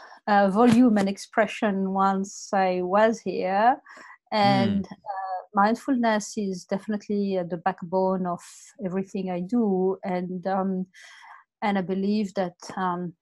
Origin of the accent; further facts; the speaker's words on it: Morocco; moved away as an adult; also born or lived in France; now in Australia; I'm coming from Morocco, and I did a Master of Commerce in France, and then I came to Australia 20 years ago to do an MBA